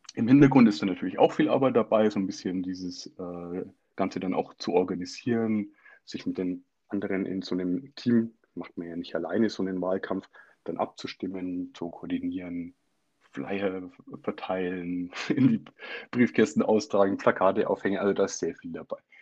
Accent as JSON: {"language": "German", "country": "Germany", "said": "bei uns in Deutschland"}